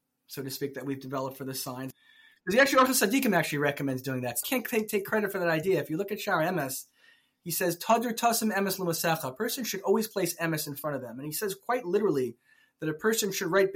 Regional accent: Silver Spring, Maryland, United States; I grew up in Silver Spring, Maryland

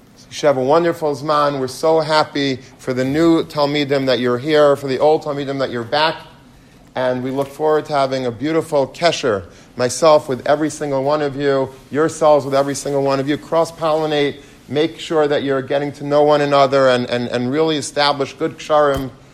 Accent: United States; I'm American

